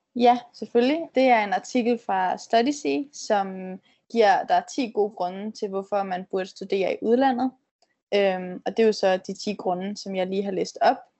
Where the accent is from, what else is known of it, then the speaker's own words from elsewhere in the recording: Denmark; now in United States; derhjemme i Danmark